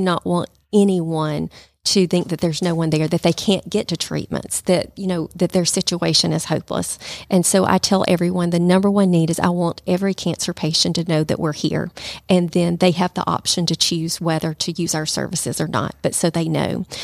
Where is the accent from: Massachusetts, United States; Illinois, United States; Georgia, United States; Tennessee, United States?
Georgia, United States; Calhoun; moved away as an adult; now in Rome, United States; I'm from Calhoun.